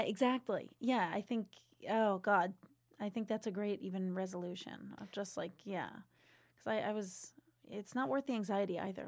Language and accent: English; Seekonk, Massachusetts, United States; I grew up in Seekonk, Mass, right outside of Providence, Rhode